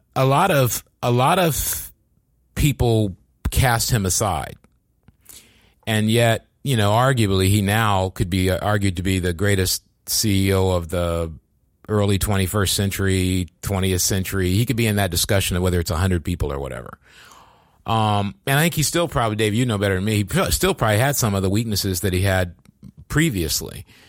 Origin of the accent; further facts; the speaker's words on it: East Coast, United States; moved away as an adult; now in Silicon Valley, United States; I'm from the East Coast